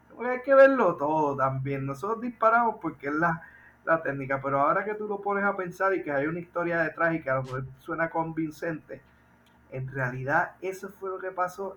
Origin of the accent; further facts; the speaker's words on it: Puerto Rico; nosotros los puertorriqueños